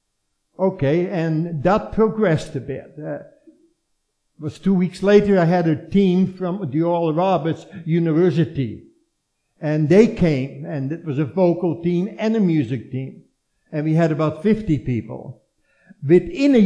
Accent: Netherlands; born or raised there

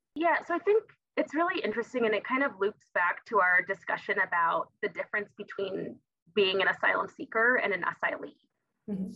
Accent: Tucson, Arizona, United States; I'm from Tucson, it's because I'm from the borderlands

